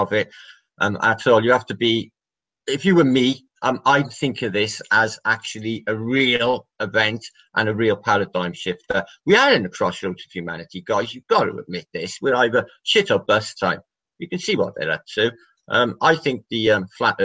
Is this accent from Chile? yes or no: no; Wales, United Kingdom; I'm from Wales